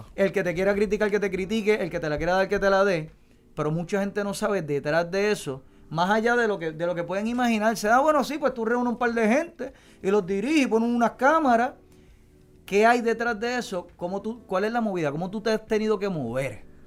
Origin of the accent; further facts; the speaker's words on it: Puerto Rico; descríbenos a nosotros ah, como puertorriqueños